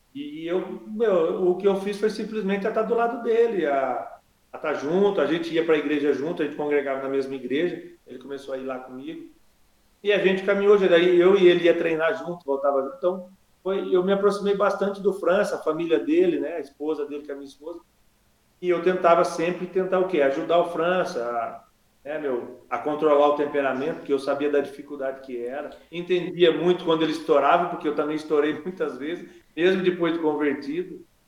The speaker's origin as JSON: {"language": "Portuguese", "town": "Limeira", "region": "São Paulo", "country": "Brazil", "tie": "born or raised there", "said": "eu cresci na periferia de Limeira, ali no Morro Branco, perto do Abílio Pedro, que foi onde eu nasci ali."}